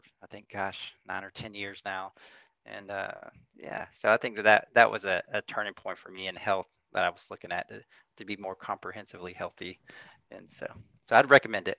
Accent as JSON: {"language": "English", "region": "North Central Florida", "country": "United States", "tie": "born or raised there", "moved": "yes", "said": "growing up in North Central Florida"}